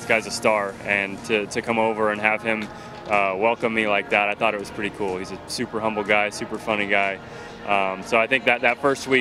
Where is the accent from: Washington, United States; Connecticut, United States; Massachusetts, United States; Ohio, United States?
Washington, United States; Seattle; I was growing up in Seattle, was a big Mariner fan